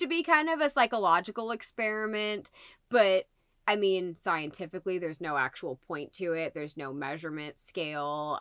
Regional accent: Liston, Indiana, United States; I grew up in Liston, Indiana

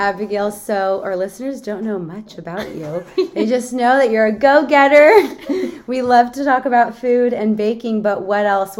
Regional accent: Central Valley, California, United States; But we're from the Central Valley.

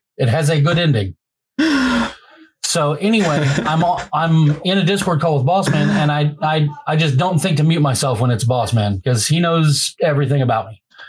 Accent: Bossier City, Louisiana, United States; Yeah, I grew up for the most part a block away from the main gate to Barksdale Air Force Base.

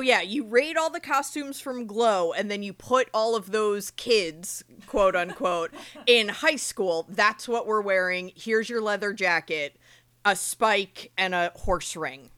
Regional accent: Eatontown, New Jersey, United States; So I grew up in Monmouth County, which, you know, is Eatontown, New Jersey, which is where I grew up.

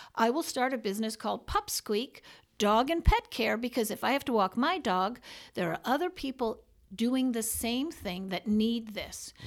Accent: New York City, New York, United States; born and raised in New York City

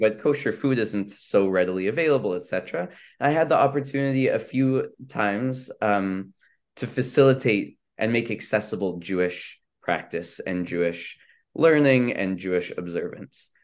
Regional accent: Vancouver, British Columbia, Canada; moved away as an adult; also born or lived in Israel; I grew up in Vancouver, B C, um, and so, uh, you know, I came here as an international student

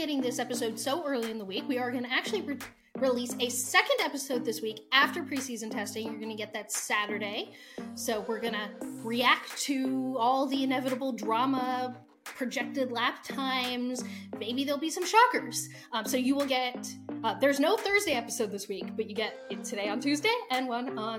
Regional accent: United States; we're American

